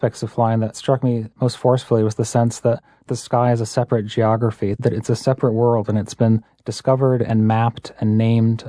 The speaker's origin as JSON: {"language": "English", "region": "Massachusetts", "country": "United States", "tie": "born or raised there", "said": "I grew up in Massachusetts"}